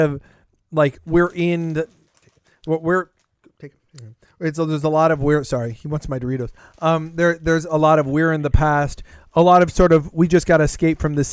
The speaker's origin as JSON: {"language": "English", "region": "California", "country": "United States", "said": "I'm from California"}